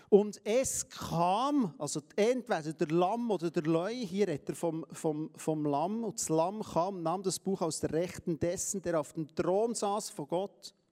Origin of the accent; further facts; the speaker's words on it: Palestine; Wir sind Palästinenser. Wir, sind, wir gehören zu den Heiden.